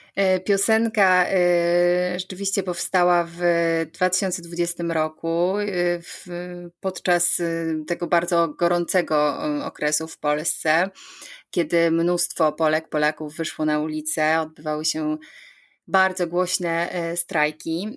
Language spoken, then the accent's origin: Polish; Sidzina, Lesser Poland, Poland; pochodzę z malowniczych Beskidów, dokładnie z miejscowości Sidzina, gdzie wszystko się zaczęło